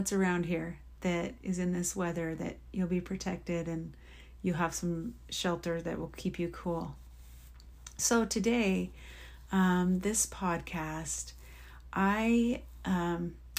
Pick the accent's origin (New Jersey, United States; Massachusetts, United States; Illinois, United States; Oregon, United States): Oregon, United States; in my years of living in Oregon, growing up in Oregon and then being married and living in Oregon